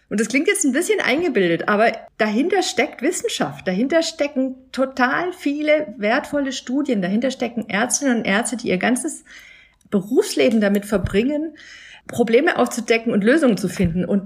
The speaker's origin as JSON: {"language": "German", "region": "Berlin", "country": "Germany", "said": "Also ich als Berlinerin weiß, nach einem Starkgewitter gehe ich da nicht baden"}